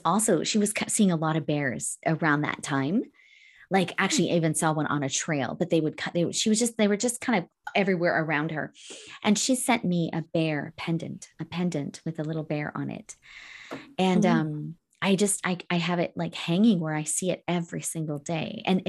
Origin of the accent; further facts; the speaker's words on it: Alberta, Canada; I grew up in Northern Alberta, where we had lots of bears.